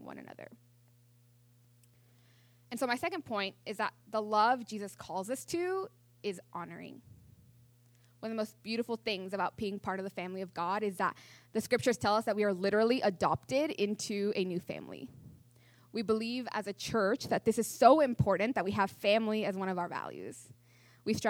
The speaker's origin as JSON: {"language": "English", "area": "near Mount Rainier", "region": "Washington", "country": "United States", "tie": "born or raised there", "said": "I grew up near Mount Rainier in Washington"}